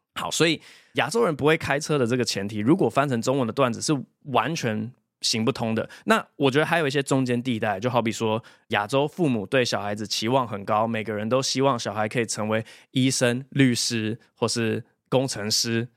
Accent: Taiwan; also born or lived in United States; 我是台湾出生，两岁的时候被爸妈带去美国，然后八岁快九岁的时候回台湾。从九岁之后一直在台湾长大，直到研究所的时候才又出国念书这样

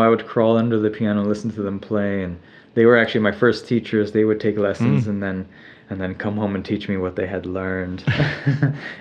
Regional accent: Laguna Beach, California, United States; I grew up in Laguna in South Orange County.

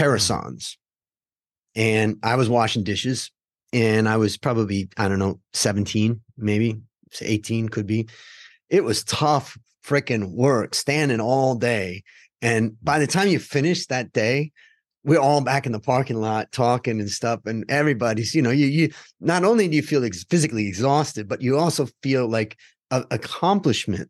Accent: Hudson, Ohio, United States; we grew up outside of Cleveland, Ohio, in a little town called Hudson

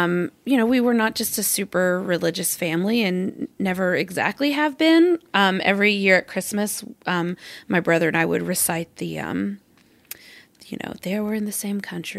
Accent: Arkansas, United States; I grew up in Arkansas.

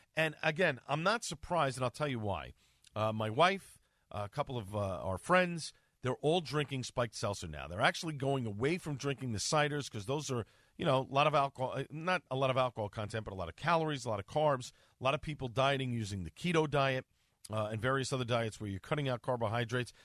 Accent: New York City, New York, United States; born and raised in Staten Island

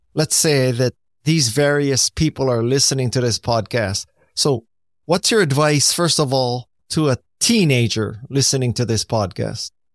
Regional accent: United States; I'm Japanese American

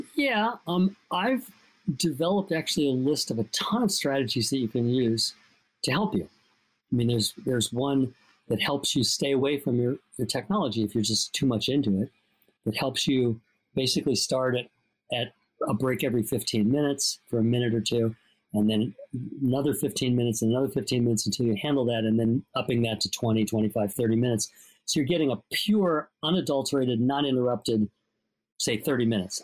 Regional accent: Los Angeles, California, United States; I grew up in Los Angeles too

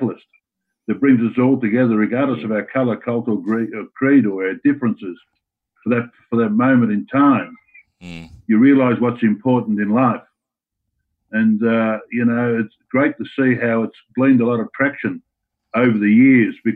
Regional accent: Australia; being Australian

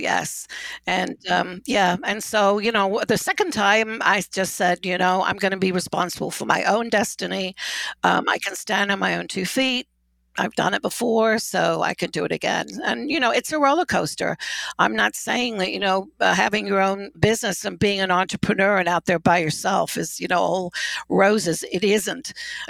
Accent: United Kingdom; Well, I'm a British boarding school brat, so I was shipped off to school at 10 years old.

